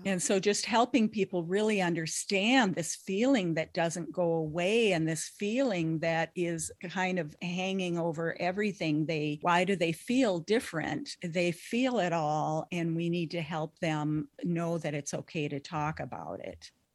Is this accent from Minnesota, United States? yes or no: yes; Lake of the Woods, northern Minnesota, United States; I grew up in Lake of the Woods in northern Minnesota